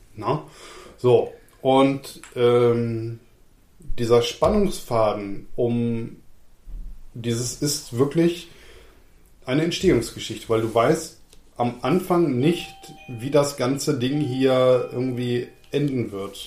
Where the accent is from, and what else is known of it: Lower Saxony, Germany; born or raised there